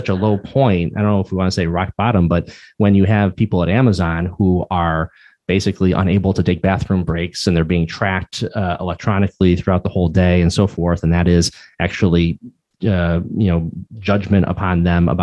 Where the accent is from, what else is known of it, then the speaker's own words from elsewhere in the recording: Pittsfield, Massachusetts, United States; I grew up in Pittsfield, Massachusetts